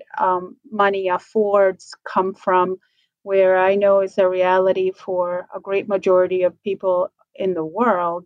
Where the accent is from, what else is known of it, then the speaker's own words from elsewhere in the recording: Buenos Aires, Argentina; moved away; I was born in Argentina, from Buenos Aires originally